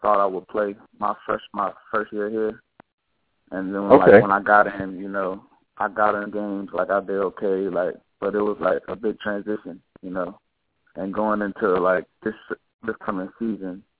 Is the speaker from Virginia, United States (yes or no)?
yes; Manassas, Virginia, United States; moved away; I grew up in Manassas, Virginia, pretty much all my life.